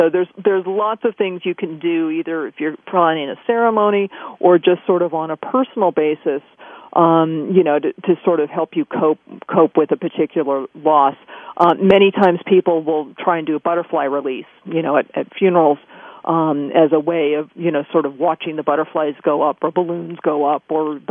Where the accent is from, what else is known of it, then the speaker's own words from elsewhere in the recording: California, United States; growing up in California and we're, you know, really close to Yosemite